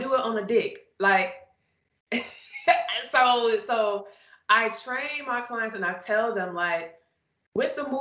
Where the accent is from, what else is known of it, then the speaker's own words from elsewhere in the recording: Chicago, Illinois, United States; I grew up, I'm from Chicago.